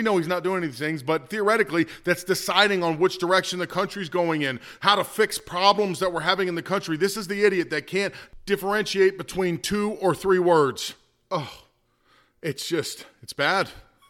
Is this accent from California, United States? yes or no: no; New York, United States; We're from New York, bro. We're from New York. We got attitudes here.